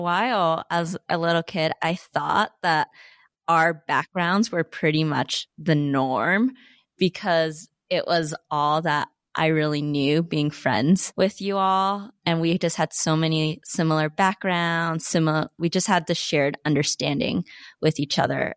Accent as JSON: {"language": "English", "town": "Salt Lake City", "region": "Utah", "country": "United States", "tie": "born or raised there", "said": "as Asian Americans growing up in Salt Lake City"}